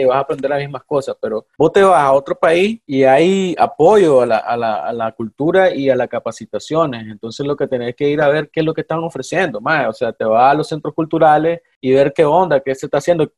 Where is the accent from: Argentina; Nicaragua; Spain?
Nicaragua; moved away as an adult; now in Costa Rica; no iba a ser de unos meses estar fuera de Nicaragua